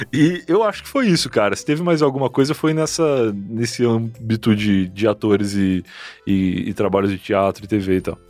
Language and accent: Portuguese; Rio Grande do Sul, Brazil; moved away as an adult; now in São Paulo, Brazil